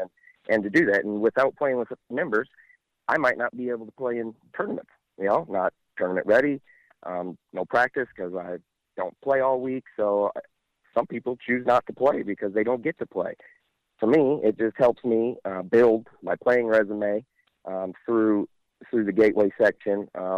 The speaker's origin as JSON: {"language": "English", "area": "near St. Louis", "region": "Missouri", "country": "United States", "said": "I'm local. I'm from New Mali, just outside of St. Louis"}